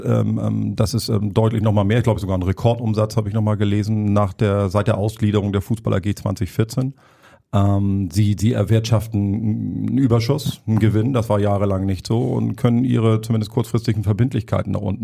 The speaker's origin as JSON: {"language": "German", "region": "Hamburg", "country": "Germany", "tie": "born or raised there", "said": "ich bin gebürtiger Hamburger auch, also ich verstelle mich jetzt hier nicht mit der Stimme, mein Dialekt ist so"}